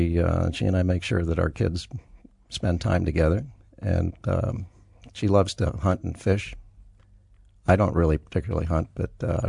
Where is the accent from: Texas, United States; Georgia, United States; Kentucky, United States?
Texas, United States; El Paso; born there; now in Colorado, United States; No. Born in El Paso, Texas. I've lived in 11 states, 17 cities, and Western Europe. I'm an everywhere kid.